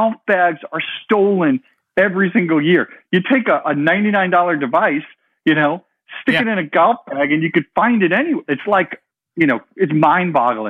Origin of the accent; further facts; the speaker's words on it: New York, United States; moved away as an adult; also born or lived in Pennsylvania / California; I grew up in New York, went to school in Pennsylvania